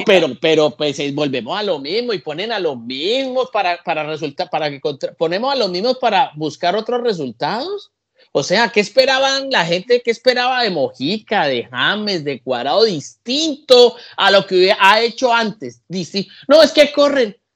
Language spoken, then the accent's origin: Spanish; Colombia; En mi país